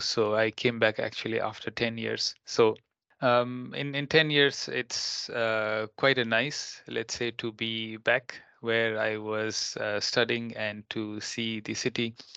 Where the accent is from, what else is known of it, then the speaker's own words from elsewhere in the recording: Nepal; now in Finland; my home country in Nepal